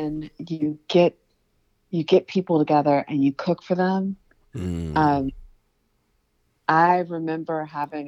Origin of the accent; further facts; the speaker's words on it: Aiken, South Carolina, United States; I'm from Aiken, and there's like red clay everywhere